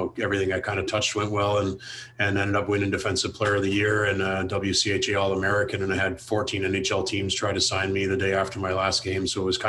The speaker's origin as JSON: {"language": "English", "town": "London", "region": "Ontario", "country": "Canada", "tie": "born or raised there", "said": "growing up in Southern Ontario, you don't have much of a choice, but it's, it was definitely great."}